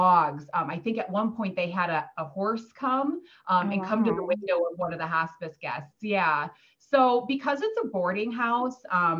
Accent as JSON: {"language": "English", "town": "Dubuque", "region": "Iowa", "country": "United States", "moved": "yes", "lives_now": "Iowa City, United States", "said": "I'm originally from Dubuque, Iowa"}